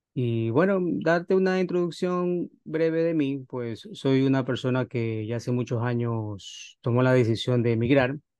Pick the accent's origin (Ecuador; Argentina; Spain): Ecuador; moved away as an adult; now in Los Angeles, United States; yo en mi país soy, soy ecuatoriano